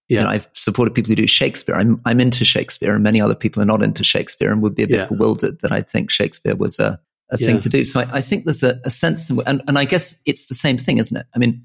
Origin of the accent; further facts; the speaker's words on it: Malaysia; also born or lived in Hong Kong; And I grew up overseas too. So I was born in Hong Kong. I grew up in Malaysia.